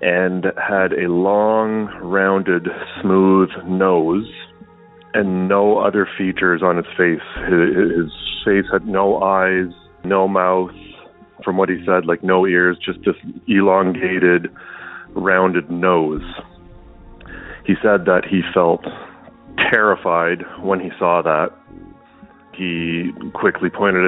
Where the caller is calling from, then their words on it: New Brunswick, Canada; I'm calling from New Brunswick, Canada.